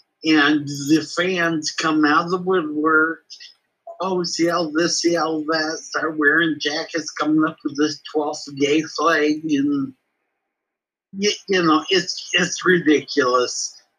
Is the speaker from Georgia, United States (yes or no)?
no; Arlington, Washington, United States; I was born in Arlington, Washington.